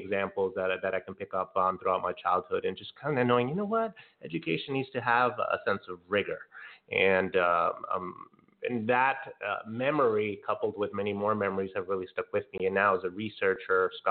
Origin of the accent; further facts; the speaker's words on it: Santa Ana, California, United States; moved away as an adult; also born or lived in Lakewood, California; now in Long Beach, United States; from Santa Ana, California, born and raised, and had my K-12 schooling there for the most part.